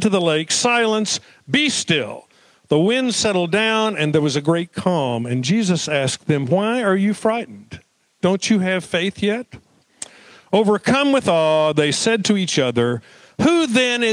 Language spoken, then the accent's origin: English; Duncan, Oklahoma, United States; I grew up in Duncan, Oklahoma, South Central Oklahoma